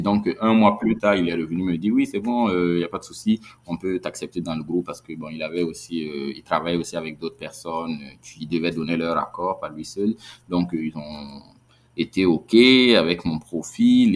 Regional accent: Burkina Faso; en tant que Burkinabé

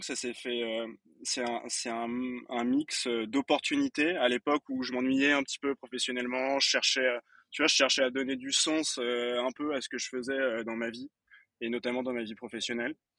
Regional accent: Fontainebleau, Île-de-France, France; Je viens de Fontainebleau, précisément

